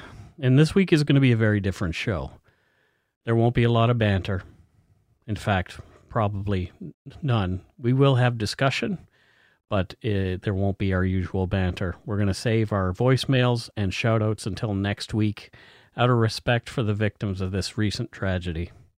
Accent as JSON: {"language": "English", "region": "Nova Scotia", "country": "Canada", "tie": "born or raised there", "moved": "yes", "lives_now": "British Columbia, Canada", "said": "I was born in Nova Scotia."}